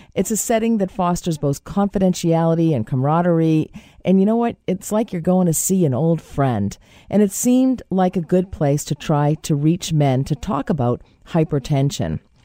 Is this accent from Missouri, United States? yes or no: no; Boston, Massachusetts, United States; accent: Boston; My Boston accent